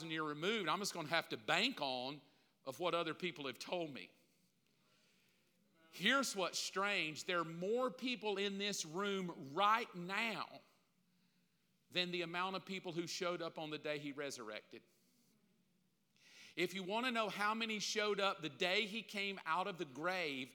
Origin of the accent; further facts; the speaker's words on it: the South, United States; I grew up in the South, especially here